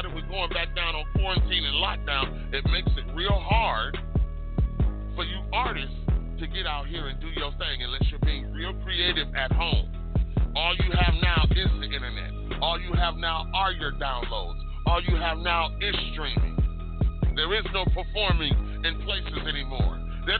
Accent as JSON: {"language": "English", "town": "Detroit", "region": "Michigan", "country": "United States", "tie": "born or raised there", "said": "Detroit, Michigan, my hometown."}